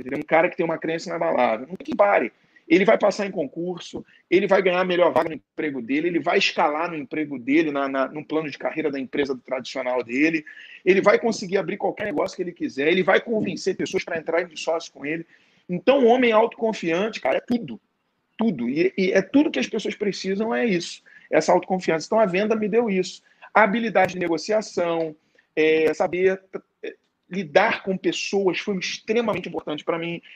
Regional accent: Rio de Janeiro, Brazil; eu sou do Rio de Janeiro, sou carioca

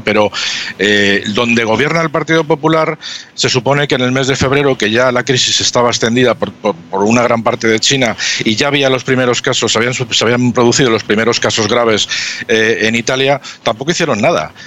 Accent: Spain; somos los españoles

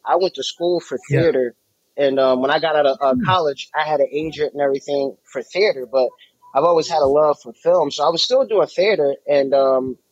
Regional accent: Jersey City, New Jersey, United States; moved away as an adult; now in Atlanta, United States; I'm originally from Jersey City, New Jersey, born and raised on a waterfront, right in Newport between Hoboken and Exchange Place

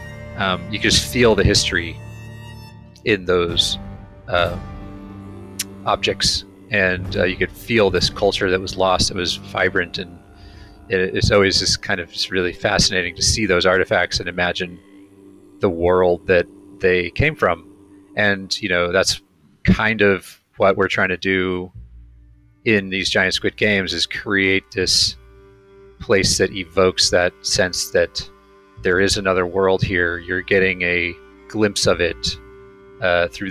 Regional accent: Ojai, California, United States; born or raised there; now in Los Angeles, United States

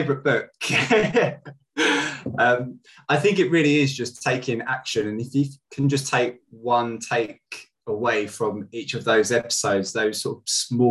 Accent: Kent, South East England, United Kingdom; also born or lived in Southeast London; I'm from Kent originally

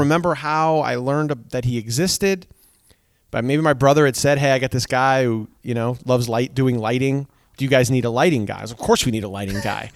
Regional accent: Seymour, Connecticut, United States; also born or lived in Danbury, Connecticut; growing up in Seymour, uh, Connecticut

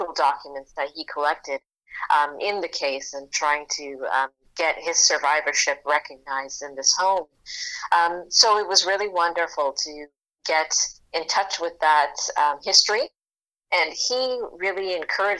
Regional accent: Toronto, Ontario, Canada; I grew up in Rexdale, which is not Jane and Finch

